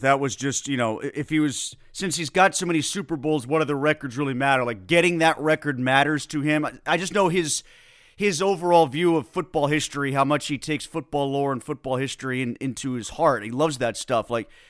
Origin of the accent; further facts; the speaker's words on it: Connecticut, United States; I was a Penguins fan growing up in Connecticut